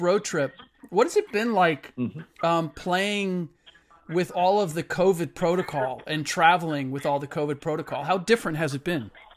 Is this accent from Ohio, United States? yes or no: yes; Cincinnati, Ohio, United States; moved away; My parents still live in the same house that I grew up in in Cincinnati